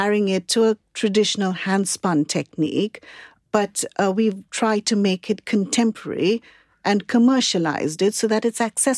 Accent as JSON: {"language": "English", "town": "Mumbai", "region": "Maharashtra", "country": "India", "tie": "born or raised there", "moved": "yes", "lives_now": "United Kingdom", "said": "I grew up in Bombay"}